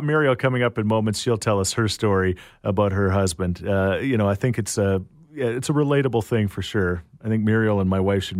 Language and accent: English; Canada